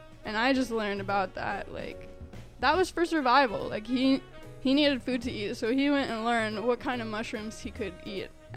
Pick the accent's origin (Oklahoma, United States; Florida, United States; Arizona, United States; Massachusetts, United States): Arizona, United States; now in Illinois, United States; I'm from Arizona